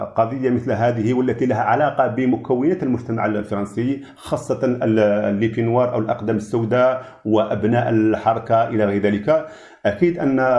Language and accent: Arabic; Algeria; نحن كجزائريين